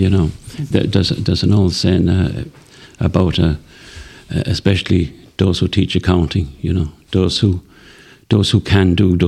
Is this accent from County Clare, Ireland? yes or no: yes; Clarecastle, County Clare, Ireland; I grew up in Clare Castle, went working when I was about 14 or that way